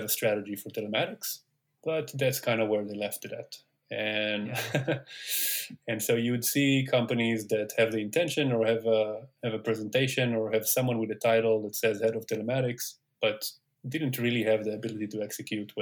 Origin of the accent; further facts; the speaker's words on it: Tel Aviv, Tel Aviv District, Israel; moved away as an adult; also born or lived in Syracuse, New York, United States; now in Silicon Valley, United States; So I grew up in Tel Aviv